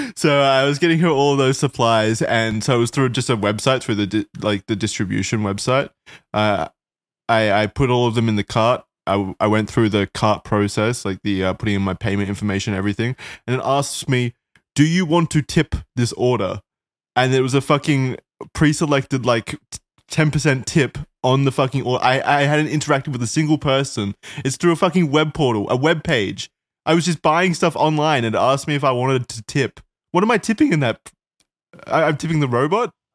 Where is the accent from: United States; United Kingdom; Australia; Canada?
Australia; I'm Australian